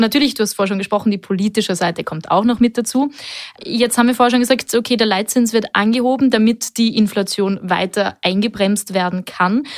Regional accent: Austria; hier bei uns in Österreich

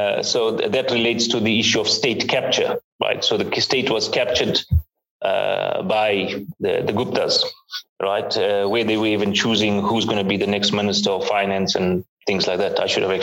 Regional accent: South Africa; I was still in school during the time of apartheid. That was when we had President F.W. de Klerk. I was just finishing school when Mandela was released. We were the young generation at that time voting for a freedom and non-racial South Africa

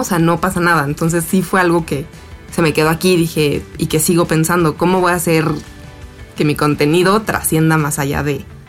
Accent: Cuernavaca, Morelos, Mexico; estuvo padre crecer en Cuernavaca y sí tuvo mucho que ver como eso, o sea, mi infancia en Cuernavaca

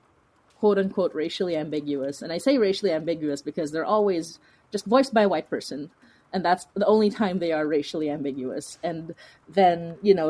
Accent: Philippines; now in Toronto, Canada; as a person of color, as an immigrant, as a Filipina

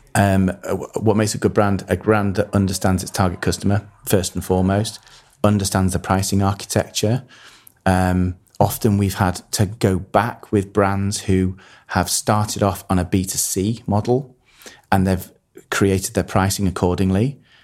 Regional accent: Harrogate, Yorkshire and the Humber, United Kingdom; born or raised there; also born or lived in Manchester

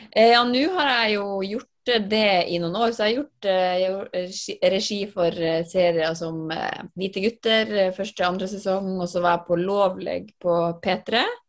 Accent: Finnmark, Norway; jeg vokste opp i Finnmark

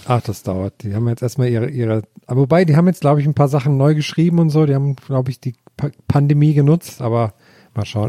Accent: Thuringian Forest, Germany; moved away; habe ich da eine Aus Ausbildung zum Bergretter gemacht im Thüringer Wald

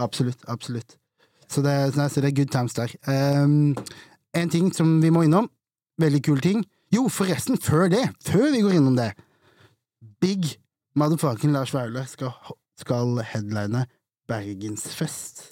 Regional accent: Vegårshei, Agder, Norway; also born or lived in Arendal; jeg er egentlig fra Vegårshei, nabokommunen til Risør

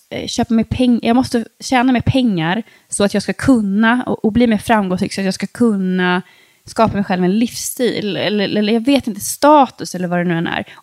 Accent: Sweden; alltså jag är liksom uppvuxen i Sverige, jag är så otroligt privilegierad.

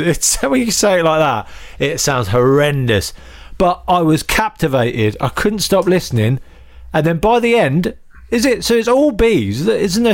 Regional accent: Northampton, East Midlands, United Kingdom; I grew up in Northampton, so I supported Northampton

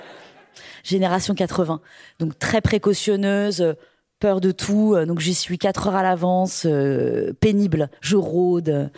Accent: Brittany, France; Chez nous, dans notre religion un peu païenne, bretonne

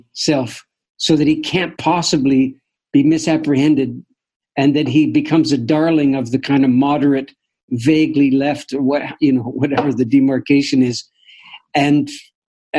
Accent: Canada; as a Canadian

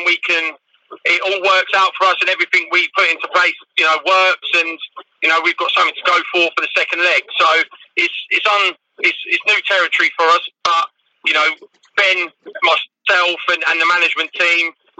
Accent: Canterbury, South East England, United Kingdom; I'm born and bred Canterbury.

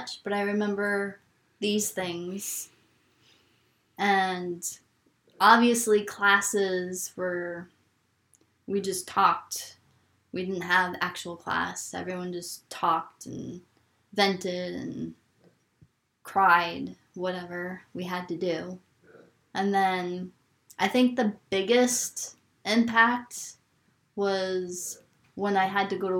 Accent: New York City, New York, United States; now in Maine, United States; I grew up in New York City

